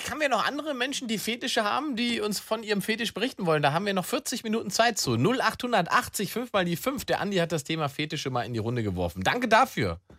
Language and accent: German; Swabia, Baden-Württemberg, Germany; Ich bin Schwabe